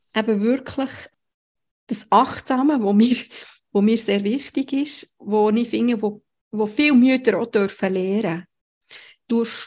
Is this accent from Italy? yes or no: no; Switzerland; bei uns in der Schweiz